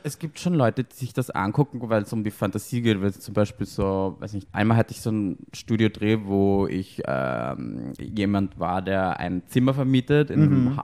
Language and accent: German; Austria; now in Berlin, Germany; ich bin aus Österreich